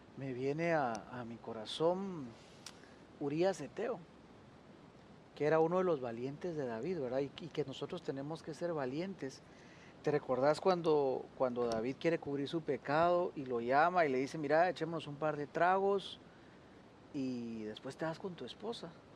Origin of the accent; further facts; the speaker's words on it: Argentina; accent: Argentine; se nos está saliendo aquí lo argentino.